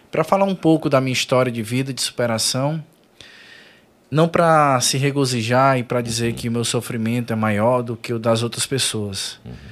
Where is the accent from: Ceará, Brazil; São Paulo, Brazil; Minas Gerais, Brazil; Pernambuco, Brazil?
Ceará, Brazil; Maracanaú; Sou de Maracanaú, foi no conjunto Timbó.